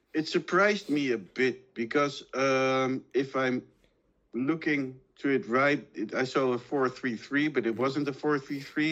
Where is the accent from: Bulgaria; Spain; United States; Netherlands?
Spain; Málaga, Andalusia; I'm born in Malaga, I'm from Malaga, and I grew up with with Malaga